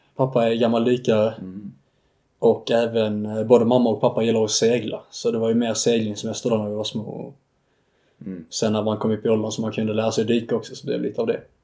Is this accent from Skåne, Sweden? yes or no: yes; Staffanstorp, Skåne, Sweden; accent: Scanian; moved away as an adult; also born or lived in Uppsala; någon gång där kring min ettårsdag så flyttade vi ner till Staffanstorp och sen dess har jag bott i Staffanstorp